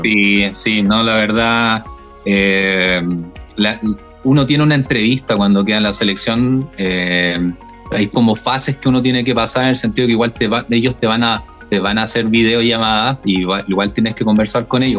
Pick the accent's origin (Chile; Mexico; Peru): Chile; otras personas que somos más chilenes y hablamos español solamente